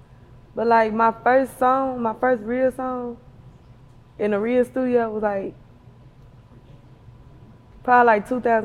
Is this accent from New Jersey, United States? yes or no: no; Memphis, Tennessee, United States; I'm from South Memphis, Barley.